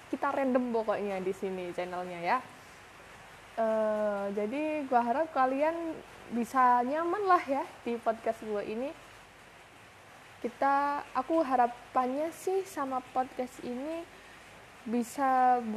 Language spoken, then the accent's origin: Indonesian; Malang, East Java, Indonesia; gue asli Malang, umur 21 tahun, dan saat ini kesibukan gue lagi kerja.